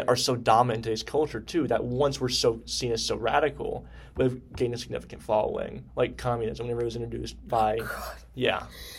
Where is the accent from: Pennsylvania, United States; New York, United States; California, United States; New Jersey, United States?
Pennsylvania, United States; now in Knoxville, United States; I came from Pennsylvania, I think. The culture in Pennsylvania is totally different than Knoxville, Tennessee.